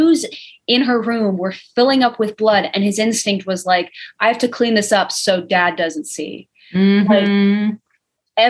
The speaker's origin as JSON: {"language": "English", "country": "United Kingdom", "said": "We're British"}